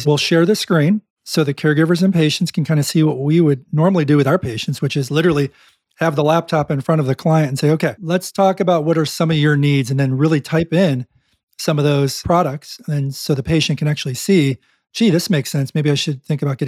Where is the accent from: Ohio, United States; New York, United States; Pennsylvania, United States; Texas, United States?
New York, United States; Buffalo; moved away; growing up in Buffalo, New York